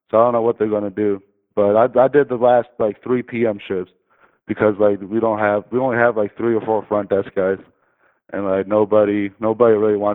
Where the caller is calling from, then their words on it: Michigan, United States; man. Uh, I'm calling from Michigan.